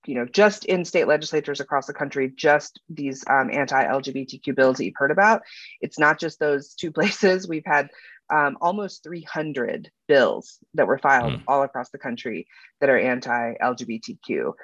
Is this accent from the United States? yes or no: yes; Alabama, United States; I grew up in the South. I grew up in Alabama and, you know, I was bullied for a lot